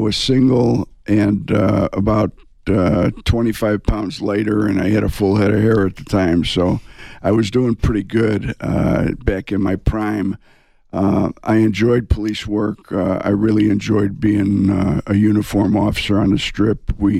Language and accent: English; Chicago, Illinois, United States; moved away as an adult; also born or lived in Las Vegas, Nevada; now in Tucson, United States; I grew up in Chicago on the South Side.